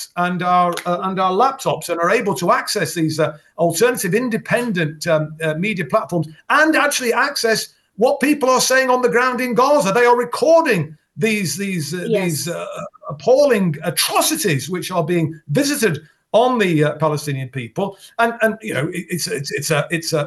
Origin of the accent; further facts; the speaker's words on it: Derby, East Midlands, United Kingdom; my hometown of Derby